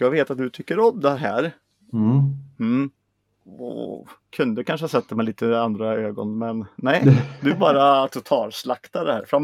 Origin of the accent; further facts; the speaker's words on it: Sweden; Men jag är en svensk psycho. Jag är ingen American psycho.